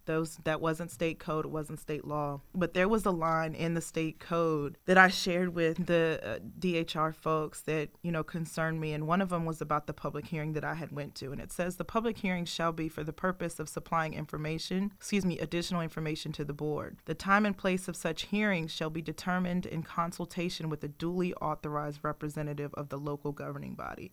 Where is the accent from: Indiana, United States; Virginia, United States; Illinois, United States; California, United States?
Virginia, United States; Richmond; I grew up in Richmond, Virginia, in the fourth district